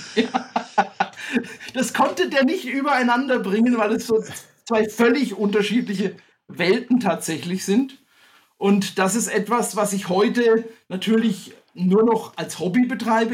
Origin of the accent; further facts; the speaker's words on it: Bad Königshofen im Grabfeld, Bavaria, Germany; now in Staufen im Breisgau, Germany; ich bin wie du aufgewachsen in Franken. Und zwar hatte ich das Glück, in einem Kurort aufzuwachsen. Ja, das, ich sag mal den Namen, schöne Grüße auch an Bad Königshofen im Grabfeld.